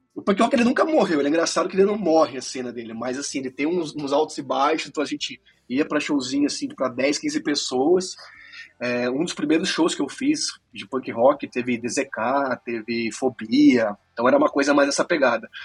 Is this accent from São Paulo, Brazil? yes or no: yes; Piracicaba, São Paulo, Brazil; moved away as an adult; now in Orlando, United States; cresci em Piracicaba. Atualmente eu moro em Orlando, na Flórida, né? mas eu morei em Piracicaba por 21 anos e já tô fora 12